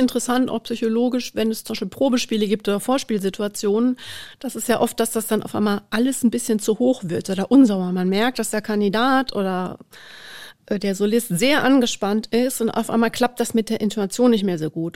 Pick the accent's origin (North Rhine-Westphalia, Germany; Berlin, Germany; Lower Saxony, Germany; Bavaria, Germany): North Rhine-Westphalia, Germany; near Dortmund; moved away as an adult; now in Munich, Germany; Also ich bin in der Nähe von Dortmund groß geworden